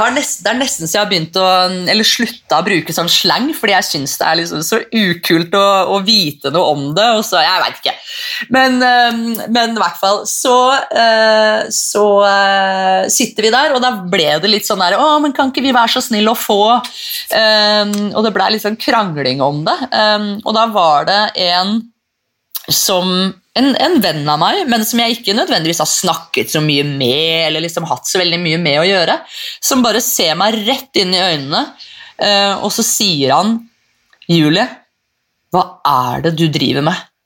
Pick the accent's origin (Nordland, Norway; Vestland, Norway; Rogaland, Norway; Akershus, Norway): Akershus, Norway; Tårnåsen; Jeg er jo fra Tårnåsen